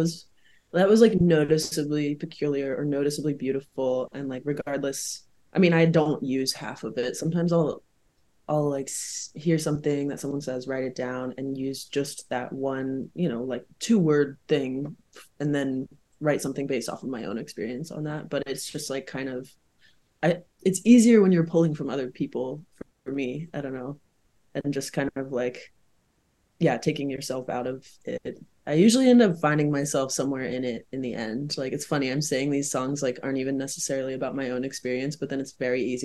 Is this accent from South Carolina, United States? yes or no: yes; South Carolina, United States; moved away; when I was growing up in South Carolina